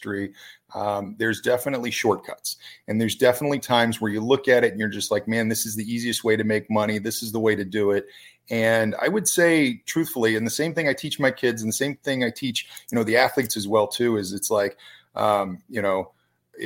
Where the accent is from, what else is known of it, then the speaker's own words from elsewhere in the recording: Brandon, Florida, United States; I grew up in the Brandon area. I went to Bloomingdale High School.